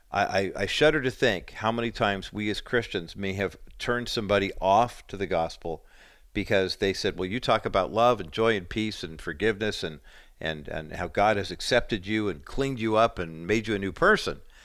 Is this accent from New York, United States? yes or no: no; Whittier, California, United States; They were neighbors when we were growing up in Whittier, and I was two, and Linda was four when we moved into that neighborhood